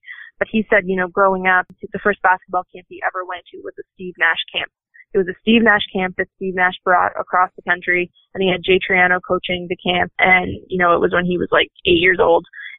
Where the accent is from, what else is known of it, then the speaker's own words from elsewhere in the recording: Nova Scotia, Canada; I wasn't from Toronto. I was from Nova Scotia.